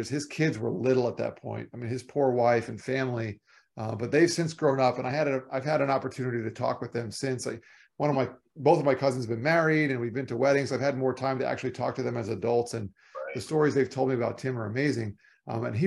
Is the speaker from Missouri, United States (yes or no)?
no; Florida, United States; moved away; I'm from Florida